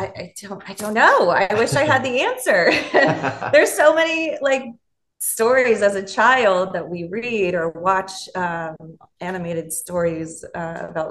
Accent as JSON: {"language": "English", "town": "Los Angeles", "region": "California", "country": "United States", "tie": "born or raised there", "said": "I'm from, born and raised in Los Angeles"}